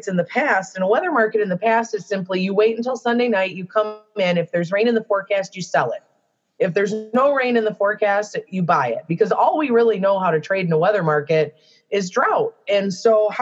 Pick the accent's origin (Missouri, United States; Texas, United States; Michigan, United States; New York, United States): Michigan, United States; I'm from Michigan